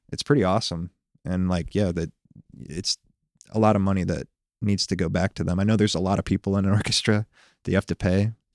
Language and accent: English; Plymouth, Indiana, United States; also born or lived in Ohio / Memphis, Tennessee; I lived in Memphis from the time I was about two years old until five when we moved to Plymouth, Indiana